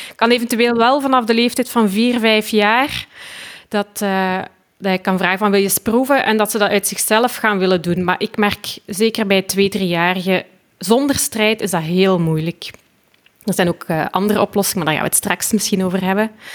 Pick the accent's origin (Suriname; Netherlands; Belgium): Belgium; ik kom dus uit België